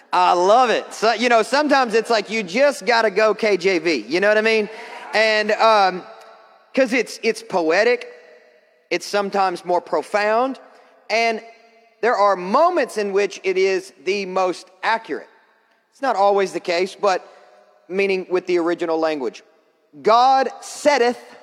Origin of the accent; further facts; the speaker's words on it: Kentucky, United States; I'm from Kentucky